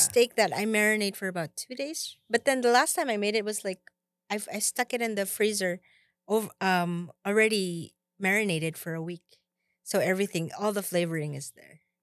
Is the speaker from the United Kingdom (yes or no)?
no; Philippines; moved away; I came from the Philippines